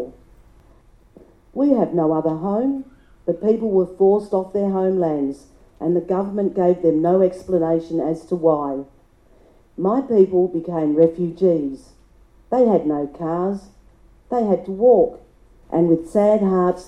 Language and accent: English; Maralinga, South Australia, Australia; also born or lived in Ooldea; my traditional homelands